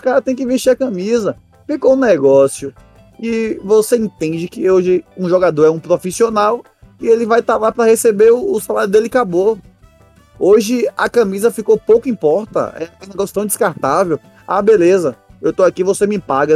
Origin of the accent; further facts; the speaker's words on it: Bahia, Brazil; somos da Bahia